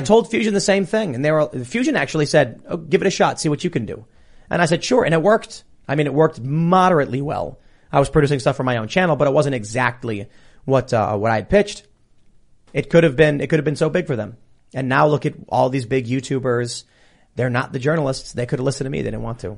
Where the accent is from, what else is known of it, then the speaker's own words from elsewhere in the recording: United States; as an American